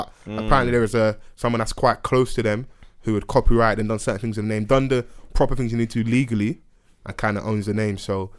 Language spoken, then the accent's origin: English; England, United Kingdom; I'm English.